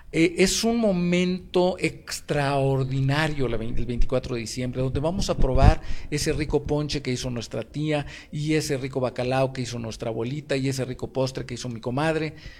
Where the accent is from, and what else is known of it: Mexico